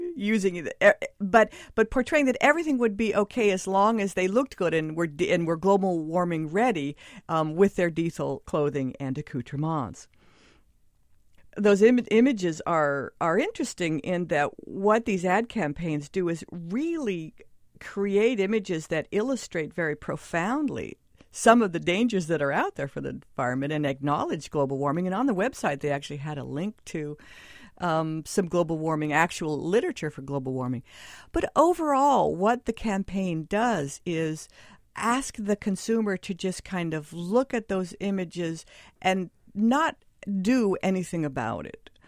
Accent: Southern California, United States; now in New York, United States; I come from Southern California, where the water was kind of recycled, and I felt like I was drinking chlorine a lot

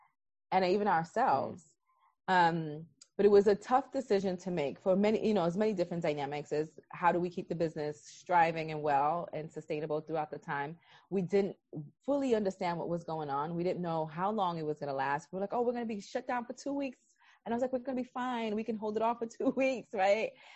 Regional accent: New York City, New York, United States; I was born and raised in Brooklyn, New York

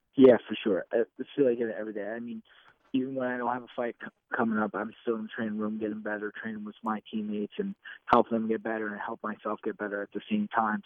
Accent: New Jersey, United States; make my state proud, make my, you know, my hometown proud

